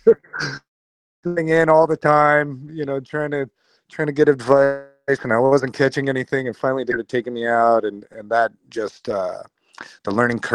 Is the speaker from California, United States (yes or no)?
yes; Oakland, California, United States; I'm from Oakland